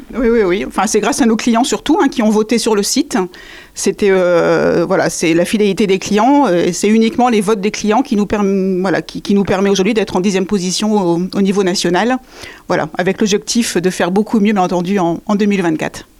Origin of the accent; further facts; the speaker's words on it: the Nord, Hauts-de-France, France; also born or lived in Béthune; now in Angers, France; je viens du Nord également, tout à fait, ma famille est dans le Nord